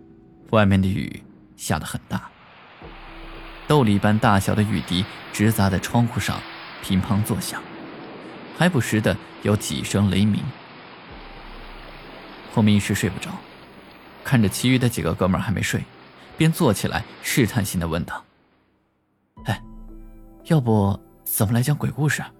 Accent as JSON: {"language": "Chinese", "region": "Chongqing", "country": "China", "said": "大家都知道，我是重庆人。重庆这个地方，说实话，那是真邪性。"}